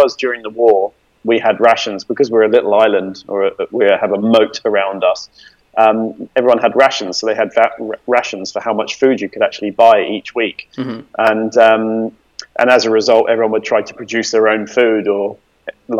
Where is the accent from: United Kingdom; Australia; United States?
United Kingdom; England; we're English